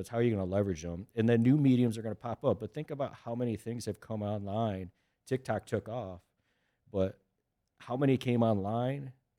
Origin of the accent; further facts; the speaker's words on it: Charlotte, North Carolina, United States; so for me, I grew up in Charlotte in that aspect, loved it, met my wife there, girlfriend at the time.